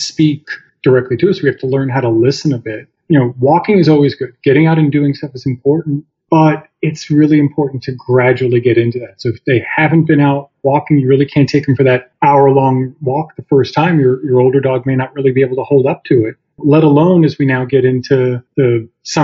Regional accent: New York City, New York, United States; moved away as an adult; I was born and raised in New York City

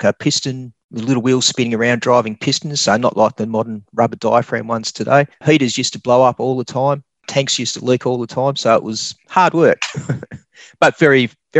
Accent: Launceston, Tasmania, Australia; Well, I grew up in Tasmania, in Launceston.

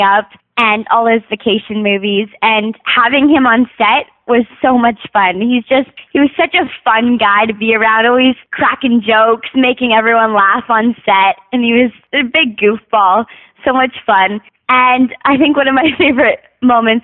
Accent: Toronto, Ontario, Canada; I'm also from Canada, from the Toronto, Ontario area.

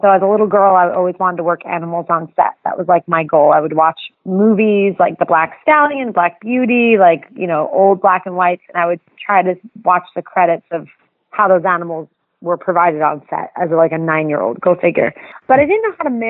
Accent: Avon-by-the-Sea, New Jersey, United States; I grew up in Jersey, and I grew up right on the shore, so Jersey Shore. You could find me always right off of Lincoln Avenue and Avon Beach

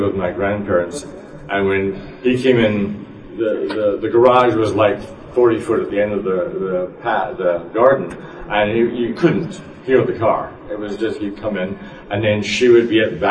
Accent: Scotland, United Kingdom; moved away; I'm originally from Scotland

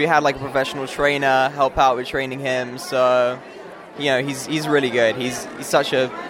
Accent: London, United Kingdom; I'm from London.

